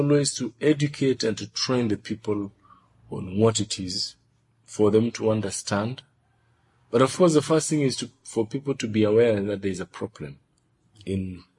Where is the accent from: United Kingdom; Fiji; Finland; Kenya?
Kenya; Nairobi; now in Arusha, Tanzania; I'm originally from Nairobi, but I've also been here in Arusha for quite a number of years.